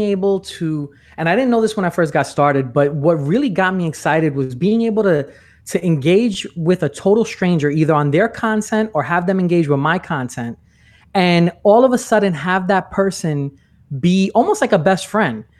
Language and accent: English; New York, United States; moved away as an adult; now in Orlando, United States; I'm originally from New York. I'm not in New York anymore. I'm in Orlando.